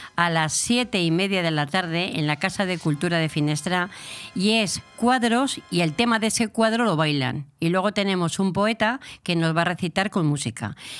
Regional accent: Burgos, Castile and León, Spain; also born or lived in Segovia / Bilbao; criada en Burgos

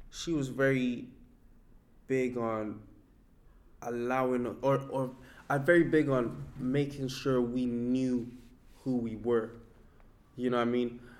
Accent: Ireland; then we can have that common that commonality of we're all from Ireland. We're all speaking about our various realities in Ireland.

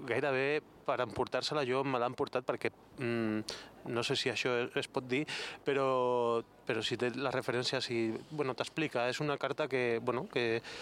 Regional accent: Gavà, Catalonia, Spain; Jo sóc de Gavà i allà, allà fèiem Gavà Vila de Cans guerra de, de, de verdura.

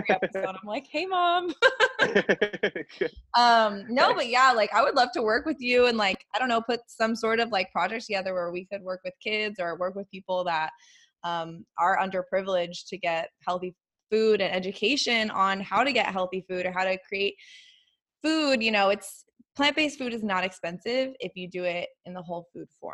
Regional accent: Boulder, Colorado, United States; moved away; I'm from Boulder

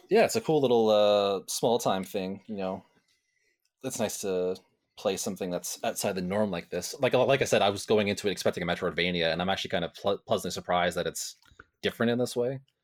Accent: Ontario, Canada; I'm farther away from Toronto, but, you know, where the sun rises and sets in Ontario

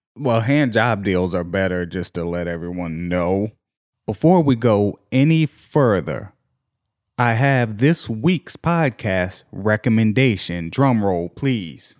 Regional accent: Virginia, United States; I'm from Virginia.

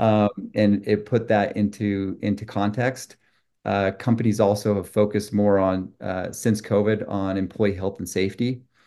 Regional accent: Utah, United States; also born or lived in Brazil; I grew up in Utah, two parents, two brothers, two sisters, and a dog named Daisy

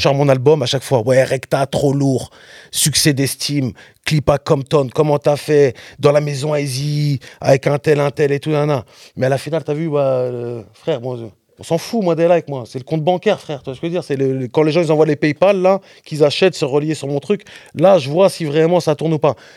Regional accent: Rennes, Brittany, France; moi je suis de la West Coast aussi. Hein. Rennes, c'est la West Coast.

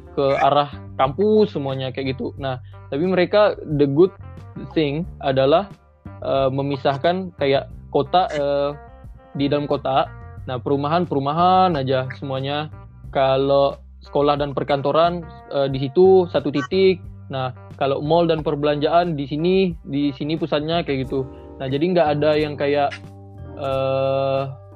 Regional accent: Pontianak, West Kalimantan, Indonesia; orang kita, orang Pontianak atau orang Indonesia

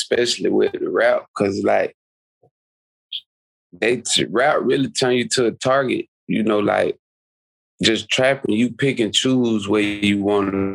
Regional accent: Quincy, Florida, United States; I'm a Florida boy, but I'm from North Florida.

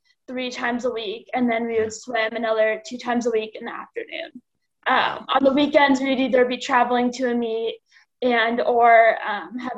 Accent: Chicago, Illinois, United States; So I was born and raised in Chicago.

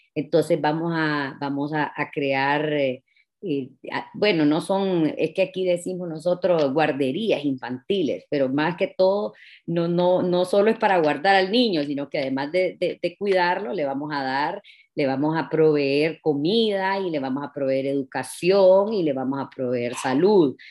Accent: Tegucigalpa, Francisco Morazán, Honduras; yo nací aquí en Tegucigalpa, me gradué en una escuela bilingüe

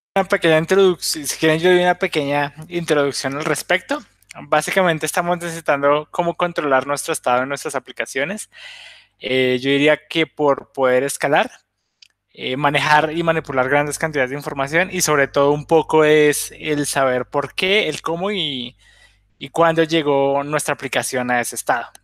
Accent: Colombia; now in Bolivia; soy de Colombia, ahorita estoy en Bolivia

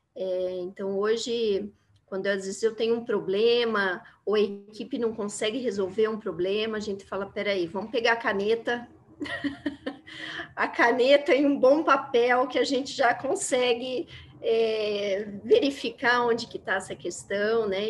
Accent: Londrina, Paraná, Brazil; moved away as an adult; now in Curitiba, Brazil; sou de Londrina, do Paraná, né? Minha família é toda de, de Londrina

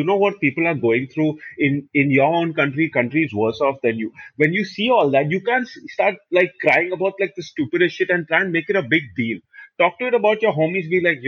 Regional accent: India; growing up in India

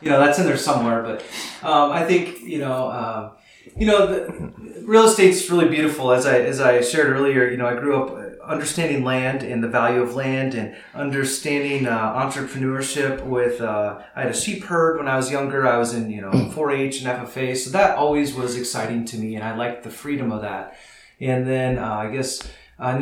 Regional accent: northern Iowa, United States; now in Pella, United States; my story begins on a small farm in northern Iowa, and I grew up there with my family.

